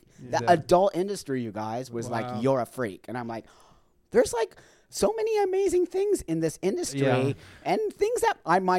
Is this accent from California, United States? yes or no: yes; Los Angeles, California, United States; I grew up in the San Fernando Valley. I was a Valley girl.